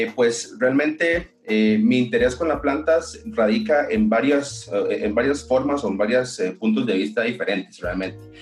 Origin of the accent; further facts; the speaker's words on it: Costa Rica; soy considerada una de las primeras personas a nivel del gremio médico que ha tratado de impulsar esta medicina eh, en mi país